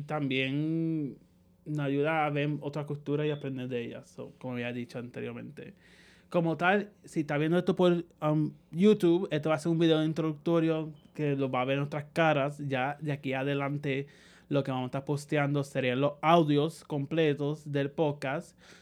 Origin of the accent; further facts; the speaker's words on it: Puerto Rico; moved away as an adult; also born or lived in New York, United States; now in San Juan, Puerto Rico; yo originalmente me criaron en Sala Grande, pero nací en Estados Unidos, en Nueva York, por pues el acento